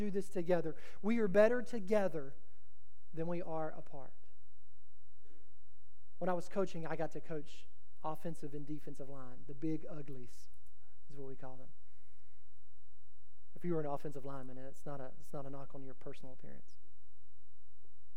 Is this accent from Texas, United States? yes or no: yes; Texas, United States; I'm from Texas.